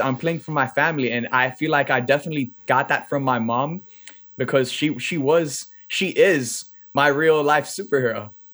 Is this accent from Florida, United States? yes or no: yes; Miami, Florida, United States; I was born and raised in Miami